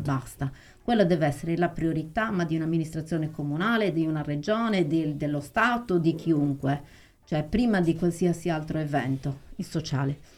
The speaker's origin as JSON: {"language": "Italian", "town": "Arbus", "region": "Sardinia", "country": "Italy", "said": "io amo il mio paese"}